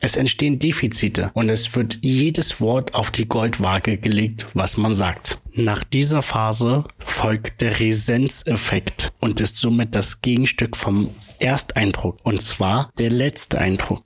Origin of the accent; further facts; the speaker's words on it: Brandenburg, Germany; moved away; also born or lived in Munich / Leipzig; Ich bin ja ein gebürtiger Brandenburger, habe zwischenzeitlich mal in München gewohnt, zwischenzeitlich in Leipzig